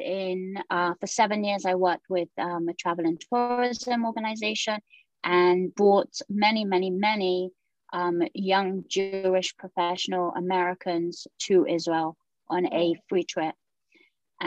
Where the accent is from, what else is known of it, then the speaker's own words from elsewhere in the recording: England, United Kingdom; moved away as an adult; now in Jerusalem; So I was born in the United Kingdom and I was living there for 18 years.